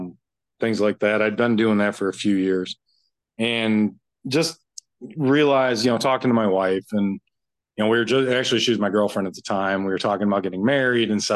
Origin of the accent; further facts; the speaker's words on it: Kalamazoo, Michigan, United States; also born or lived in Florida; Kalamazoo, Michigan. Born and raised.